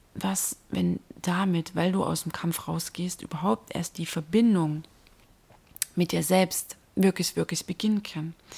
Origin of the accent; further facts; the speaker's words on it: Dresden, Saxony, Germany; In meiner Heimatstadt